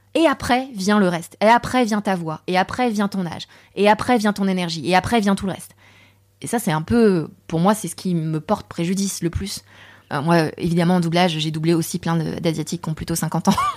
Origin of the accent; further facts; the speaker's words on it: Saint-Germain-en-Laye, Île-de-France, France; also born or lived in Paris / Torcy; j'ai grandi à Saint-Germain-en-Laye. Et à Saint-Germain-en-Laye, autour de moi, mais il n'y a pas d'accent asiatique.